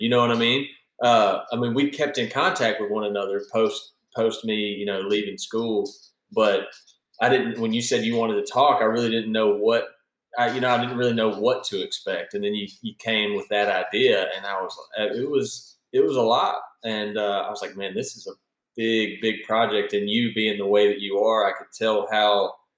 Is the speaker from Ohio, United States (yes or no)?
no; Central Mississippi, United States; I was born and raised in Central Mississippi